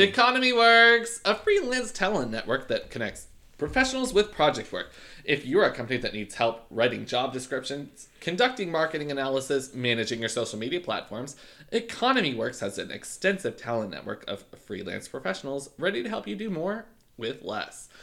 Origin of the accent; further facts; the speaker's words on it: Canada; I'm Canadian